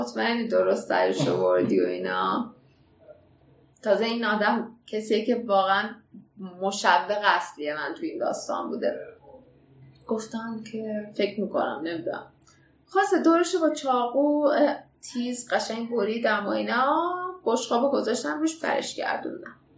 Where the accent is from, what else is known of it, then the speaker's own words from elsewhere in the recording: Iran; من خودم به عنوان یه ایرانی